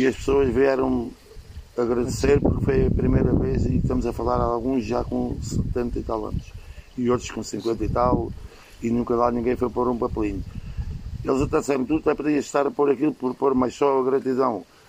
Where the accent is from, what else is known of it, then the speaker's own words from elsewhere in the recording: Portugal; Eu sou da de Baixo